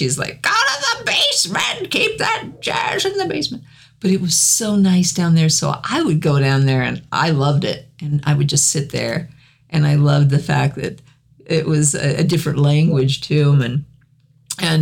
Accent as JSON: {"language": "English", "region": "the South", "country": "United States", "accent": "southern", "said": "my southern accent"}